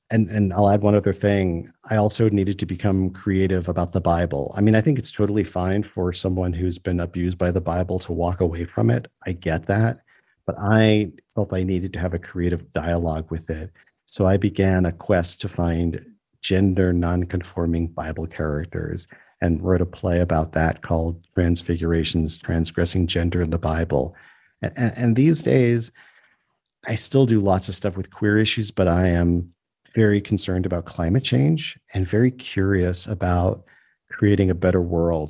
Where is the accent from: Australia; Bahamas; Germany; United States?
United States; New York; now in South Africa; I grew up in New York State